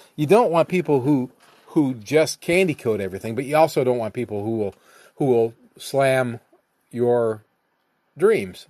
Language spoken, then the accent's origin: English; Ohio, United States; Nick and I grew up together in Ohio